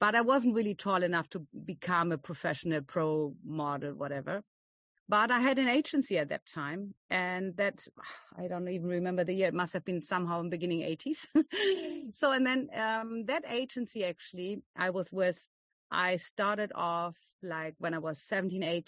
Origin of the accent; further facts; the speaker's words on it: Germany; I'm from Germany